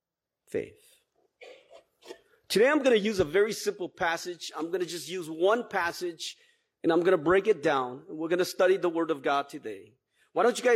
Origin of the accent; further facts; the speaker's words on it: Twin Cities, Minnesota, United States; I grew up here in the Twin Cities